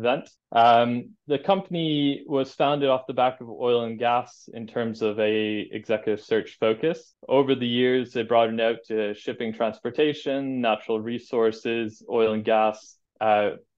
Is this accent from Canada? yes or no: yes; a small town just outside of Montreal, Quebec, Canada; moved away as an adult; now in United Kingdom; I grew up in Canada in a small town on a dirt road just outside of Montreal.